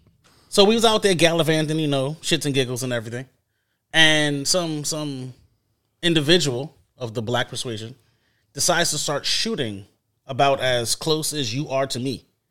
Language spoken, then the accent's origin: English; New York City, New York, United States; So, I'm from Flatbush Crown Heights.